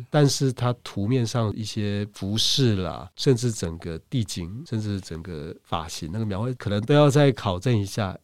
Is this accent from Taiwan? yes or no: yes; Taiwan; 说不定我们台湾人